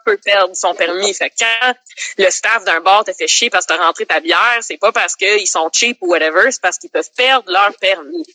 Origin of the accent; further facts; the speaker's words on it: Laval, Quebec, Canada; also born or lived in Montreal; j'ai grandi à Laval, mais je suis née à Montréal